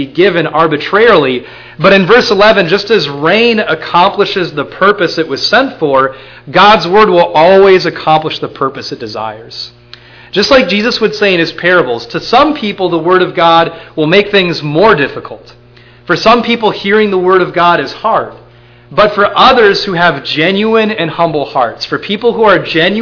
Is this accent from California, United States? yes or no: no; Minnesota, United States; I'm from Minnesota